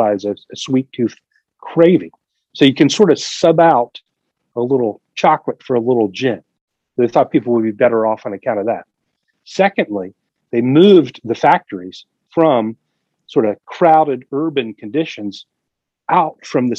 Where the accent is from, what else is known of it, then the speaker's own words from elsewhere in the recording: Delaware Valley, United States; I grew up in the Delaware Valley, and I was raised as a Quaker